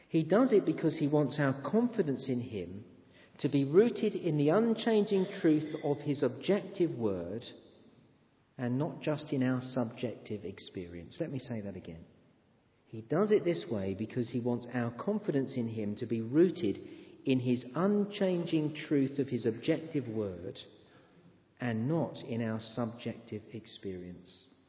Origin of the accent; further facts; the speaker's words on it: England, United Kingdom; I am an Englishman